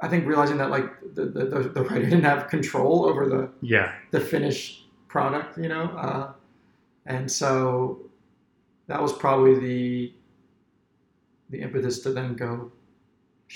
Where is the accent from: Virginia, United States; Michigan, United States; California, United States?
Virginia, United States; Centreville; I grew up in Centerville.